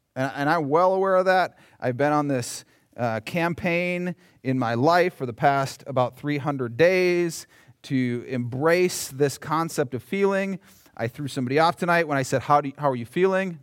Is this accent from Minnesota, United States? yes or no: yes; Minnesota, United States; I'm from Minnesota.